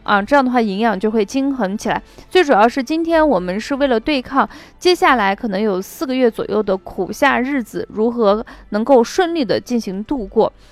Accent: Shaanxi, China; 我们陕西人的做法

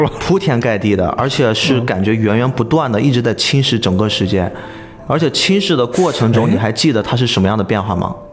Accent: China; 我们中国人

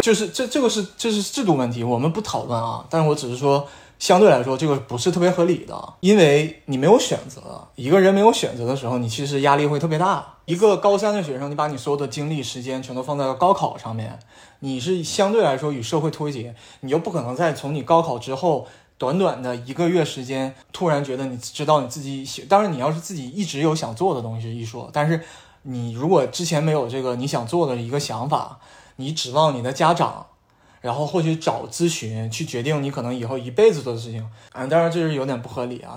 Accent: Northeast China, China; accent: Northeastern dialect; moved away as an adult; now in United States; 我们东北话叫街溜子

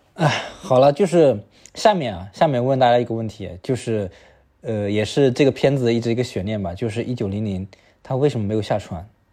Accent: China; 我们中国人

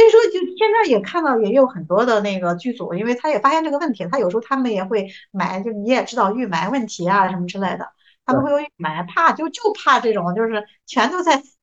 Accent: Jinan, Shandong, China; 我们是，济南人，济南是，就是嗯。总体来说是比较包容、宽容的

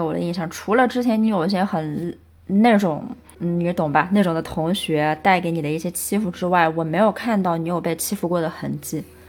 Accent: Chengdu, Sichuan, China; 后来呢，我又是在成都的一个区带大，然后跟爷爷奶奶在一起

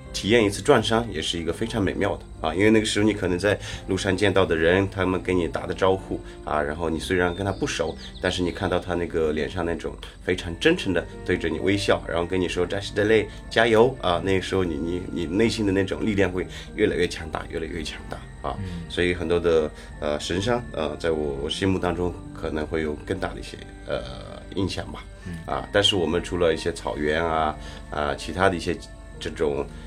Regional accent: Shangri-La, Yunnan, China; Chinese is a second language; 我老家是云南香格里拉，泥溪

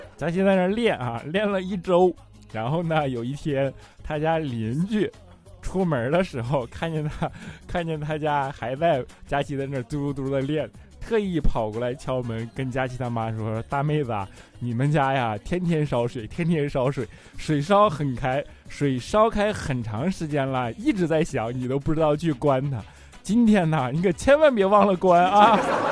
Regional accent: China; 我们是中国人

